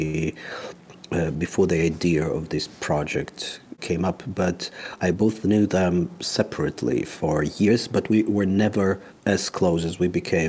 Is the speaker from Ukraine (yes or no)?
yes; Kharkiv, Kharkiv Oblast, Ukraine; moved away as an adult; now in Germany; I was born in Kharkiv, Ukraine, in 1975. I left to Germany with my parents and my grandparents in 1995.